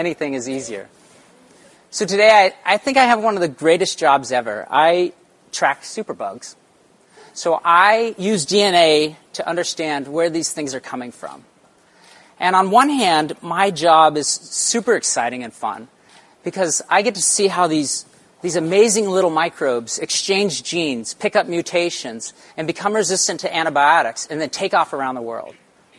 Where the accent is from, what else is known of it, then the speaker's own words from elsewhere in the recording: Arizona, United States; born there; also born or lived in Central Texas; So I was born in Arizona, but I spent most of my summers in Central Texas on our family's ranch.